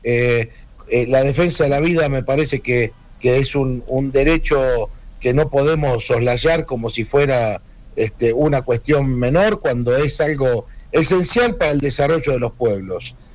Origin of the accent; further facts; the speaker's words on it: Salta, Argentina; fui vicepresidente del Consejo Deliberante de mi querida ciudad de Salta